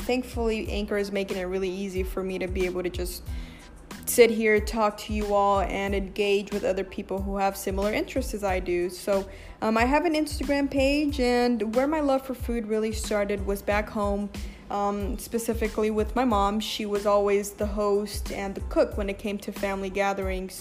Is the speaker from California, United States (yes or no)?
yes; Los Angeles, California, United States; I am born and raised in Los Angeles